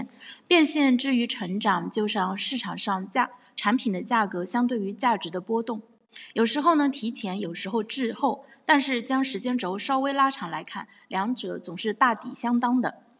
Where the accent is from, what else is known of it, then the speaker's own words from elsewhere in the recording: Tai'an, Shandong, China; 在我的老家山东泰安这个四线城市，生活成本也越来越高，某些方面比一线城市还高。